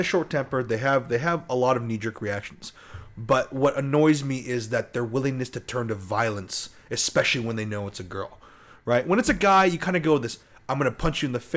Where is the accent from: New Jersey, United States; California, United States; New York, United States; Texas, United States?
California, United States; South Orange County; we grew up in South Orange County.